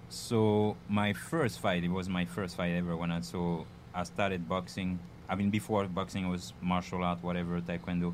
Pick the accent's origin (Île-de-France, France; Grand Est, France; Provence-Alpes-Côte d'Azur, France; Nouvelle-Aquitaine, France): Île-de-France, France; near Paris; English is a second language; moved away as an adult; also born or lived in Bedford-Stuyvesant, New York, United States; now in United States; I'm coming from France, near Paris. Uh, been here for now almost 10 years.